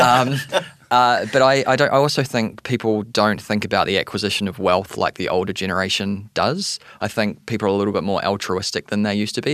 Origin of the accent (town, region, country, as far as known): New Zealand; accent: New Zealander; also born or lived in Canada; now in New York City, United States